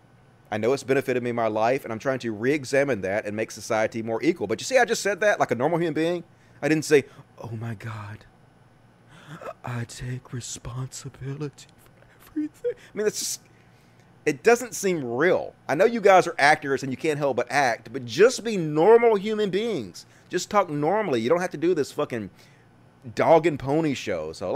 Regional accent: Mississippi, United States; I grew up in Mississippi

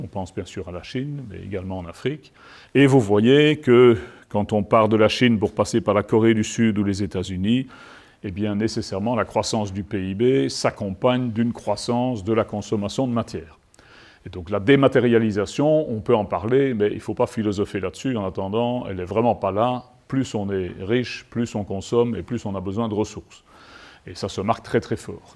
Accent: Liège, Wallonia, Belgium; je suis liégeois

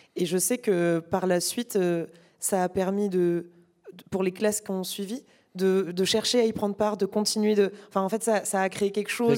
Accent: Narbonne, Occitania, France; moved away; je venais d'un tout petit lycée de province

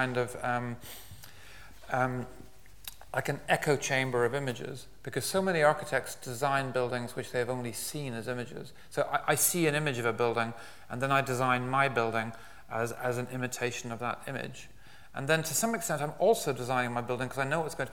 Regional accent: west of Ireland, Ireland; I was brought up in Ireland, particularly in the west of Ireland

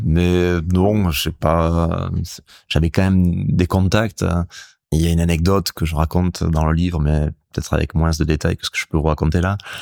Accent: Hendaye, Nouvelle-Aquitaine, France; j'ai grandi en Daille. Mes grands-parents, ma mère étaient de Cibourg

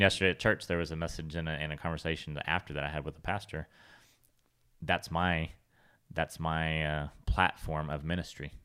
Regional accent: California, United States; growing up in California

